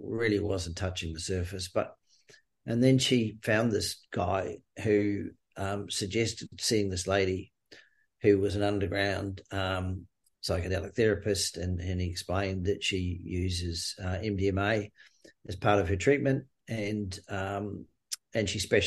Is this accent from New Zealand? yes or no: yes; New Zealand; moved away as an adult; also born or lived in Queensland, Australia; now in Australia; I grew up in New Zealand, moved to Australia in the early 80s